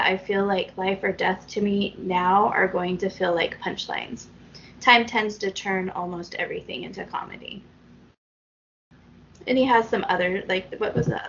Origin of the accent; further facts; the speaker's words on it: Charleston, South Carolina, United States; On the other hand, I grew up in Charleston, and that world can sometimes seem over the top